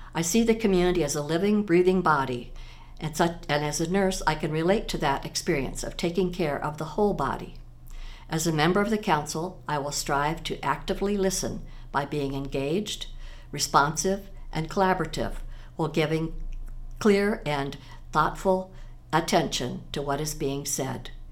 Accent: Des Moines, Iowa, United States; now in Iowa City, United States; I grew up in Des Moines

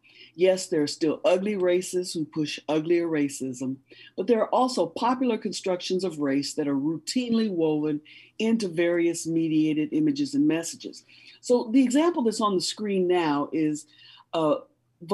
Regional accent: Des Moines, Iowa, United States; also born or lived in Kansas City / Texas; now in Iowa City, United States; Well, actually, I was born in Kansas City. But I was raised in Des Moines, Iowa. My parents moved to Des Moines when I was 5 years old. So I've been in Iowa for a long time. I mean, I left for 12 years and moved to Texas, but then I came back.

